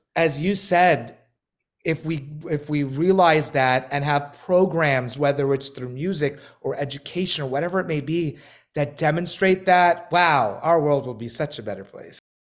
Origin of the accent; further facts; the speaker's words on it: New York City, New York, United States; moved away as an adult; now in Los Angeles, United States; I'm from Brooklyn, New York, born and raised in Bay Ridge